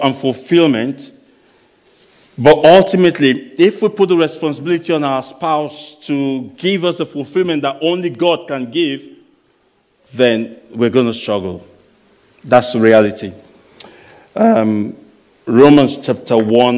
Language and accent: English; Nigeria; moved away; I come from Nigeria. And in Nigeria, there's no pension system. So you got to take care of yourself when you are young. Otherwise, later in life, you might struggle. So I grew up with that mindset.